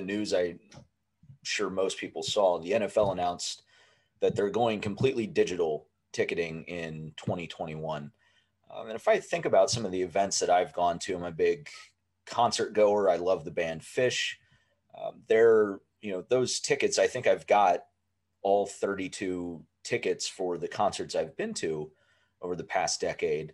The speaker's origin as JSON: {"language": "English", "region": "Ohio", "country": "United States", "tie": "born or raised there", "said": "I grew up in Ohio"}